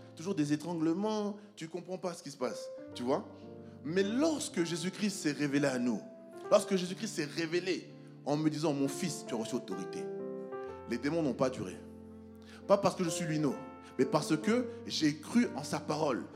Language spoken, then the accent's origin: French; France; moi, je viens de la France